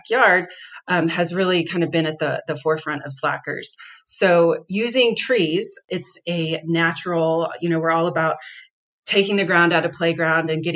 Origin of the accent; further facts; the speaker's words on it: Texas, United States; now in Denver, United States; I grew up in Texas and I'm used to warm weather year round